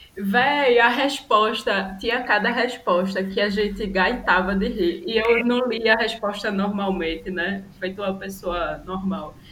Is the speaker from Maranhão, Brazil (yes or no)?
no; Recife, Pernambuco, Brazil; moved away as an adult; now in Brasília, Brazil; Eu sou de Recife, mas atualmente eu moro em Brasília, já tem um ano e meio. E amo minha cidade, amo minha, minha terra.